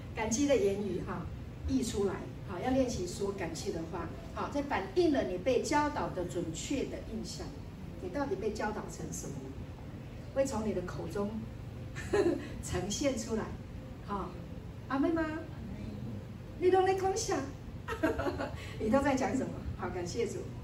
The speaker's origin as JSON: {"language": "Chinese", "country": "Taiwan", "also_born_or_lived": "Taipei", "said": "我们从台湾来的，我们住在台北，哈，那我们家是做什么做什么的"}